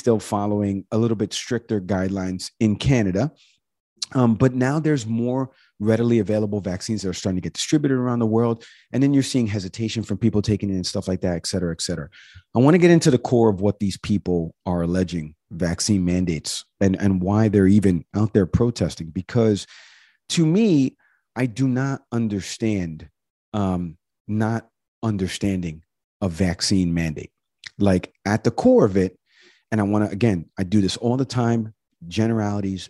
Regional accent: Harrison, New York, United States; moved away; my hometown, back in Harrison, New York

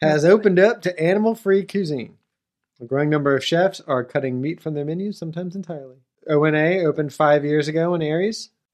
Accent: United States; me, as an American

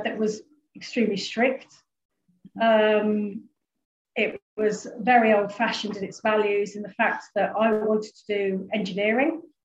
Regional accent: Warwick, West Midlands, United Kingdom; I was in Warwick. So I'm from Warwick originally.

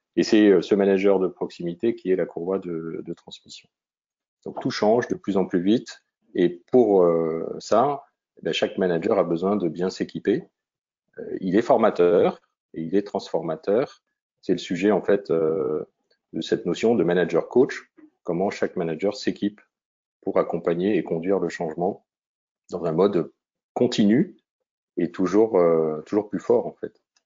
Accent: Vosges, Grand Est, France; ma région natale, même les Vosges

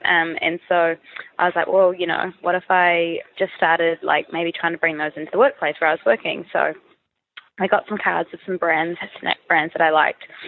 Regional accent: New Zealand; moved away as an adult; now in Sydney, Australia; I'm from New Zealand, um, and I've moved to Sydney about three and a quarter years ago

